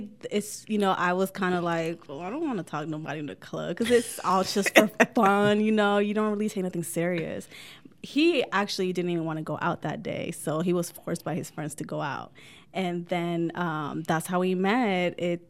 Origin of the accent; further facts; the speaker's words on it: California, United States; also born or lived in Florida / South Carolina; now in Oregon, United States; I'm from California. I love the sun. From California, I was living in Florida. And then I was in Carolina, Myrtle Beach. So I'm a beach girl.